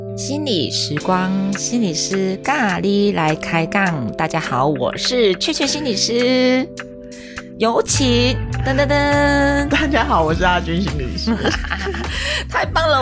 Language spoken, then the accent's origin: Chinese; Taiwan; 我们自己东方人，我们台湾人